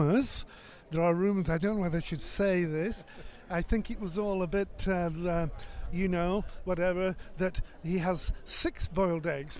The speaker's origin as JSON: {"language": "English", "town": "Preston", "region": "North West England", "country": "United Kingdom", "said": "I'm from Preston in Lancashire."}